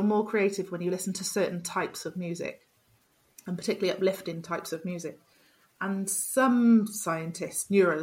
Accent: Wales, United Kingdom; I'm from Wales

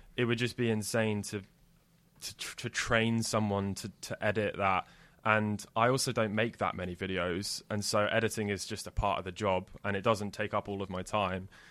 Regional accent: Jersey; I grew up in Jersey

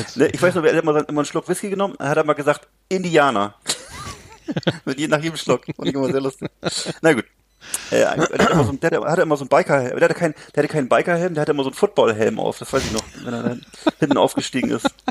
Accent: Mecklenburg-Vorpommern, Germany; auf dem Lande hier bei uns in Mecklenburg-Vorpommern

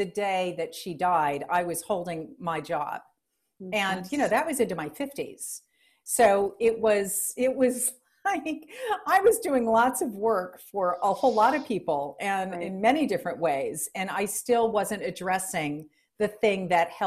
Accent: New Orleans, Louisiana, United States; I'm from the deep South. I was born in New Orleans, Louisiana

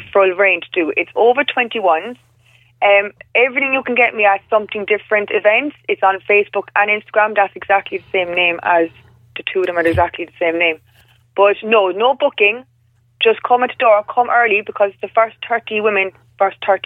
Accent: Cork, Munster, Ireland; I'm from Cork

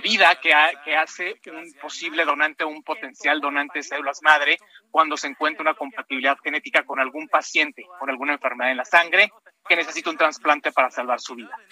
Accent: Mexico; como mexicanos

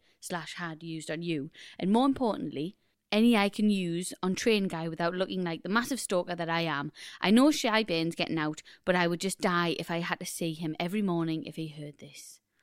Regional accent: Newcastle, North East England, United Kingdom; I'm originally from Newcastle, but the better side of the river.

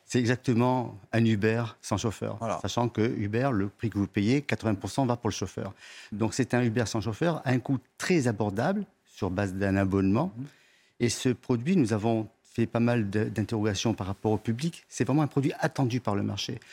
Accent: France; je suis français

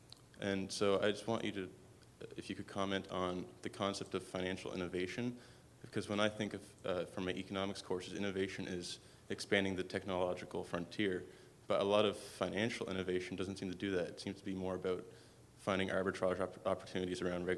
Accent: Canada; I come from Canada

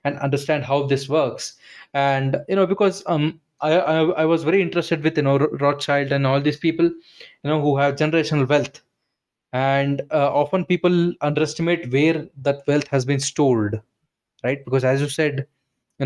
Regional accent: India; I'm from India. I'm in India

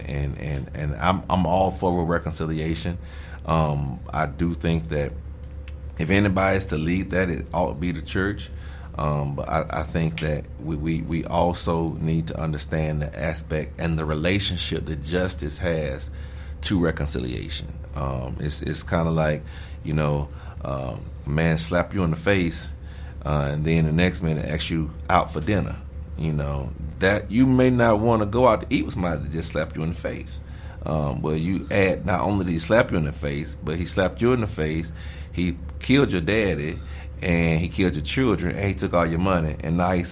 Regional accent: Alabama, United States; I'm from Alabama

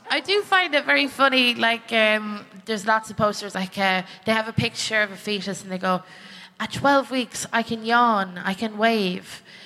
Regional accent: Ireland; I'm from the Republic of Ireland

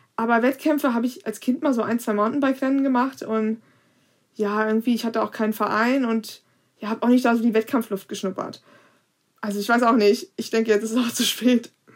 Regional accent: Kassel, Hesse, Germany; bei uns in Kassel

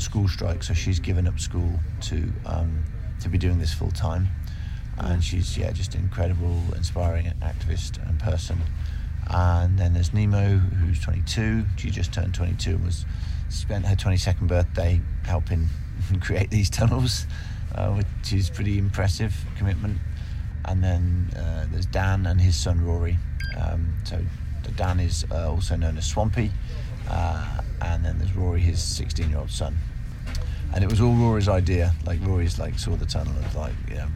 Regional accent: Kettering, East Midlands, United Kingdom; born or raised there

